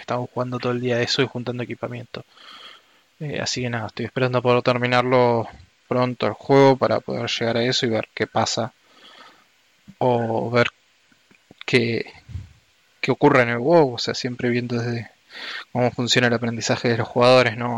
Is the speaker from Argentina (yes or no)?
yes; Argentina; soy argentino